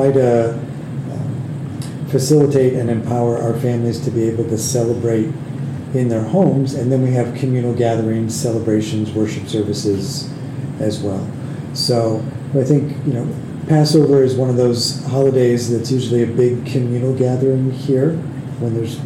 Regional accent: Westport, Connecticut, United States; moved away as an adult; also born or lived in Cape Cod, Massachusetts / Boston, Massachusetts; now in Evansville, United States; I grew up in Westport, Connecticut, a little town right in southern Connecticut, not far from New York City.

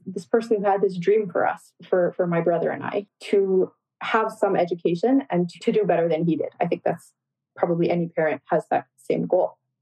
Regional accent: Toronto, Ontario, Canada; also born or lived in Guyana; now in Windsor, Canada; I grew up in Scarborough, Ontario. And so my entire life was really spent in the greater Toronto area. However, I was born in Guyana

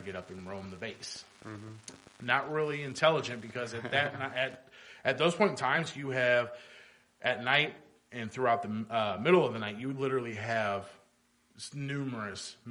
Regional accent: North Highlands, California, United States; moved away; I grew up in North Highlands, and that's where I first started playing soccer at.

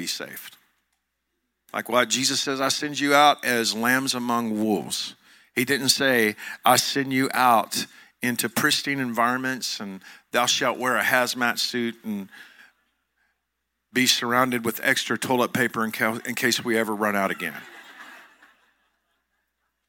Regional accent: Joshua, Texas, United States; I'm from Johnson County, Texas. I'm from Joshua, Texas.

